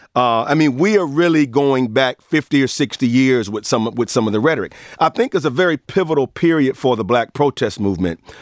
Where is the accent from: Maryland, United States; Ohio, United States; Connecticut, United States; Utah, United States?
Ohio, United States; Cleveland Heights; now in Austin, United States; I'm from Cleveland Heights, Ohio